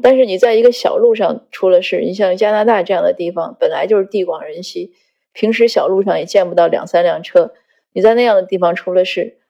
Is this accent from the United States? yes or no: no; northern China, China; 我故乡是在北方，很大的雪